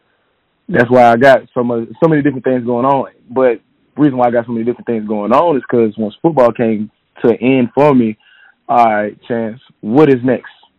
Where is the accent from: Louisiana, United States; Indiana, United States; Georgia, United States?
Georgia, United States; Atlanta; also born or lived in Florida; So I'm from Atlanta, Georgia. Born and raised.